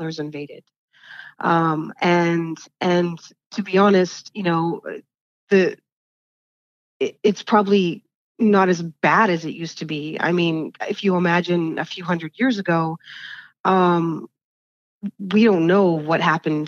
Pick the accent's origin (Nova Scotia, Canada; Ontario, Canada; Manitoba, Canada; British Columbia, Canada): Manitoba, Canada; Winnipeg; moved away as an adult; also born or lived in George Gordon First Nation, Saskatchewan, Canada; now in Iowa, United States; I grew up in Winnipeg, Manitoba, Canada